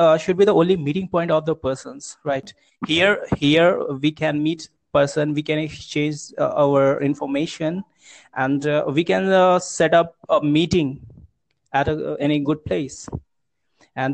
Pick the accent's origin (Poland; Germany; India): India; Uttar Pradesh; I'm from UP district, UP state, Uttar Pradesh